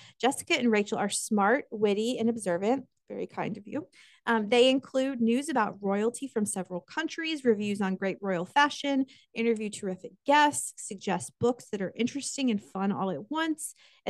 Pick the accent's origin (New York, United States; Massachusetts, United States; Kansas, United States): Kansas, United States; now in the South, United States; the winters I grew up with in Kansas